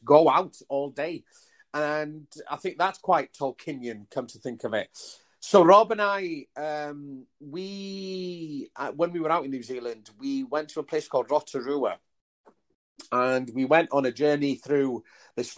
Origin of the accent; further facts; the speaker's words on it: Wales, United Kingdom; growing up in Wales, before mobile phones